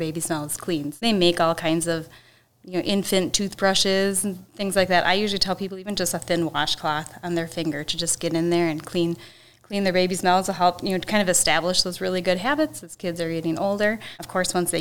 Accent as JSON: {"language": "English", "town": "Oshkosh", "region": "Wisconsin", "country": "United States", "tie": "born or raised there", "said": "I grew up in Oshkosh, one of 16 kids"}